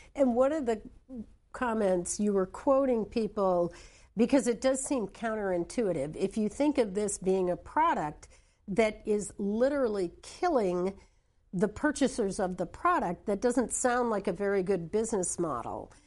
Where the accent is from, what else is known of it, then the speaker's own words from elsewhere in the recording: New Hampshire, United States; I come from New Hampshire